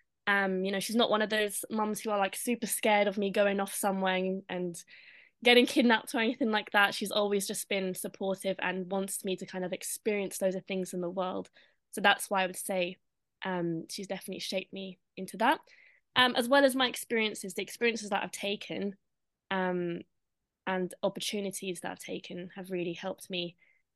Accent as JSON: {"language": "English", "region": "London", "country": "United Kingdom", "tie": "born or raised there", "said": "I grew up in London, to an Irish mother, a Filipino father."}